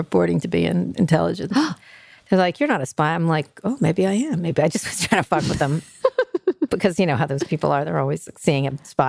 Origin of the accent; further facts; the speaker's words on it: Philadelphia, Pennsylvania, United States; also born or lived in New York; New York. Philadelphia, Pennsylvania, stuff like that.